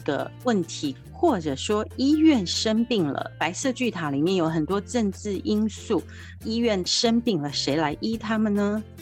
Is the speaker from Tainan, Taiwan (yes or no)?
yes; Tainan, Taiwan; 我是台南人